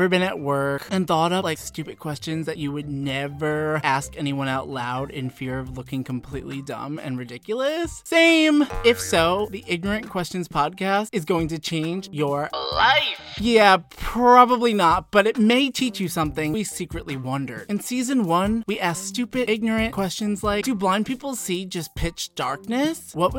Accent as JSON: {"language": "English", "town": "New York City", "region": "New York", "country": "United States", "said": "I'm a comedian from New York City and host of the Celebrity Tea Podcast."}